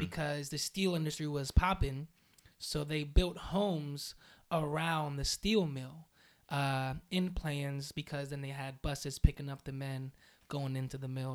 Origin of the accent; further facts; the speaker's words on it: Aliquippa, Pennsylvania, United States; I am from a small town outside of Pittsburgh known as Aliquippa.